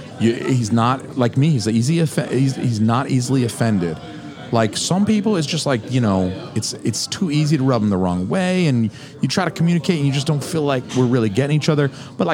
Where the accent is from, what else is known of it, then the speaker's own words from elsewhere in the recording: Atlanta, Georgia, United States; People who listen to this podcast have probably heard my observation that I'm from Atlanta. Mm-hmm. I am very used to a very diverse population. Yeah. That's what I grew up in.